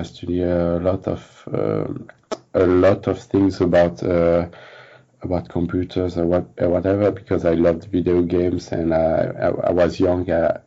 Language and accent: English; France; also born or lived in Paris